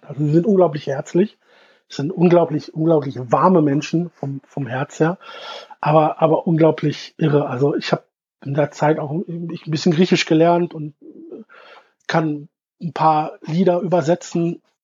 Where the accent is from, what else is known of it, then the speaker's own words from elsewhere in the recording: Germany; ich als, als, als Deutscher